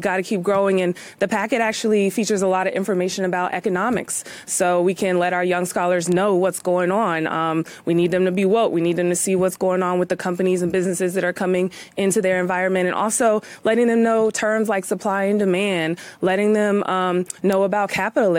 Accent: Raleigh, North Carolina, United States; I'm actually from North Carolina

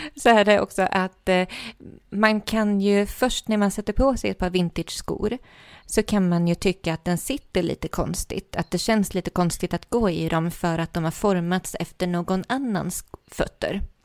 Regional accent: Värmland, Sweden; jag är från Värmland

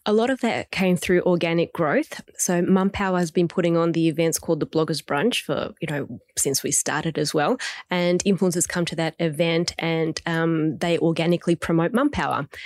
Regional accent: Melbourne, Victoria, Australia; I'm from Melbourne

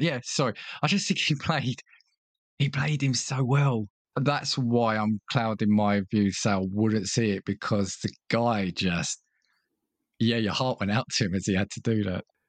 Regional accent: United Kingdom; as a British viewer

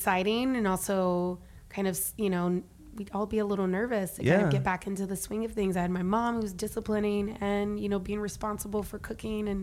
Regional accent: Huntsville, Alabama, United States; I'm from Huntsville, Alabama

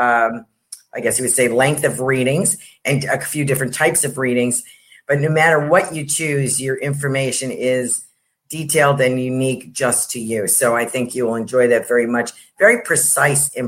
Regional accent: New York, United States; I'm from New York

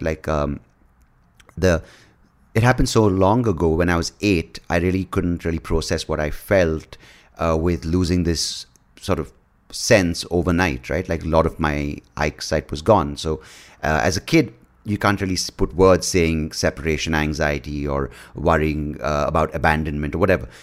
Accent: India; as an Indian

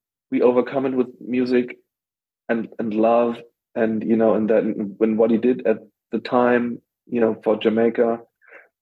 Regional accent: Berlin, Germany; I'm from West Berlin

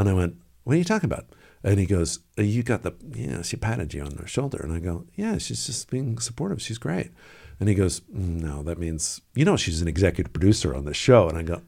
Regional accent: Washington, District of Columbia, United States; Also, you know, growing up in the Washington area

